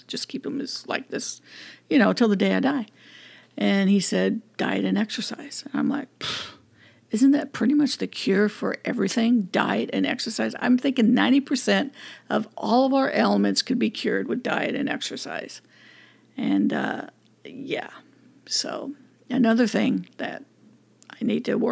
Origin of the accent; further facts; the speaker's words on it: California, United States; I'm grateful for being born in California, being born and raised in California.